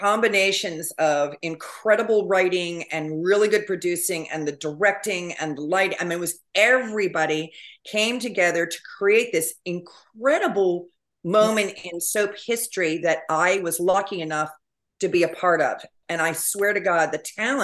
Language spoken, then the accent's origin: English; Palm Beach, Florida, United States; also born or lived in Boston, Massachusetts; I was born in Boston, but I was raised in Palm Beach, Florida